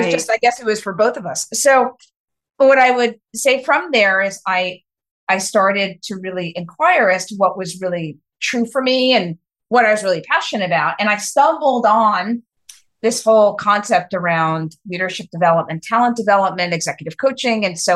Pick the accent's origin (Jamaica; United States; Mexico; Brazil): United States; New York City, New York; I'm a New Yorker, born and raised, very proud.